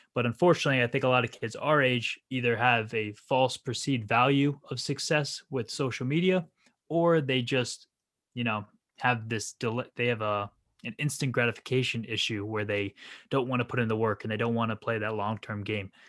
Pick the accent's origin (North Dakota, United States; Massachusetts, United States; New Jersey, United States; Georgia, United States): New Jersey, United States; also born or lived in Rhode Island; born and raised in New Jersey